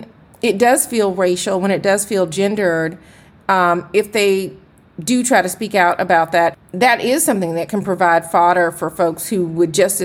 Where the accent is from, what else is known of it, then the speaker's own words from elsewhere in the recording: Atlanta, Georgia, United States; I am from Atlanta, where I certainly was spoiled. I saw anchors who were Black doing the nightly news when I was eating my dinner and watching television when I was growing up